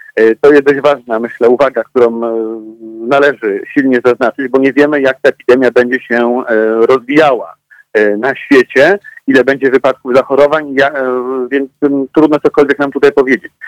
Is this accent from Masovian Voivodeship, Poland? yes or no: no; Łódź, Łódź Voivodeship, Poland; ja pochodzę z Łodzi e, i tutaj mamy silnie rozwinięty sektor IT